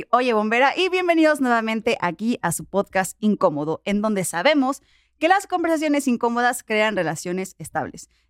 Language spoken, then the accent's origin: Spanish; Mexico; pero como mexicano te pregunto, ¿cómo, cómo le hace un mexicano para, para llegar a Europa?